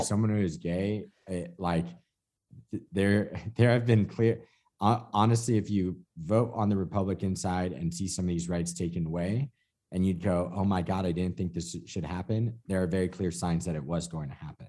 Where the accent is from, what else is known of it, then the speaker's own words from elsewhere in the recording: California, United States; me as the Californian